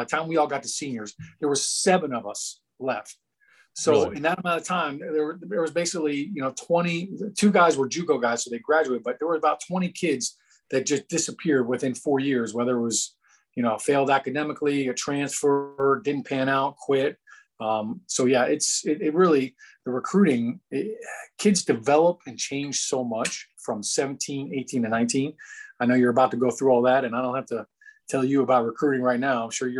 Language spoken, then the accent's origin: English; Chicago, Illinois, United States; born there; also born or lived in Kentucky / Texas / Ohio / New Jersey; But I grew up all over the world. I was born in Chicago. Lived in Kentucky, Texas, Ohio. Then I moved to Jersey in high school.